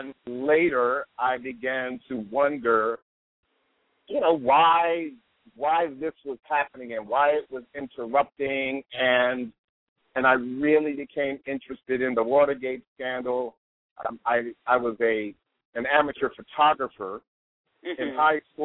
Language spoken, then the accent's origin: English; Prince George's County, Maryland, United States; also born or lived in Washington, D.C.; that's where I grew up